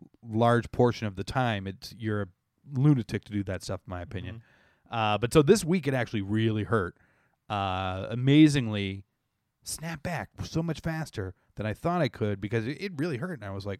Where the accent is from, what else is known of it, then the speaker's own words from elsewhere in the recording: Canada; I am Canadian